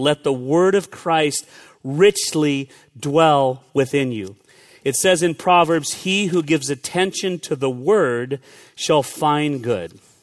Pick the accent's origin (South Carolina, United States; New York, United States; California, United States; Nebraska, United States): California, United States; moved away; I grew up in California